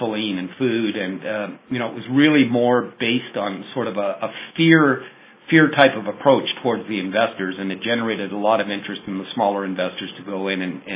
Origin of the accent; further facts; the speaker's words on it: Canada; I'm Canadian